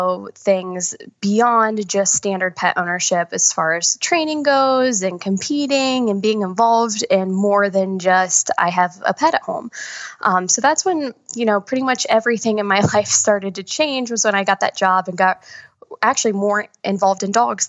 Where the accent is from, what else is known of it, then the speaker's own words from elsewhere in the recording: Columbus, Ohio, United States; moved away as an adult; now in Winston-Salem, United States; I currently live in Winston-Salem, North Carolina, but I am actually from Columbus, Ohio. So I moved down here in 2015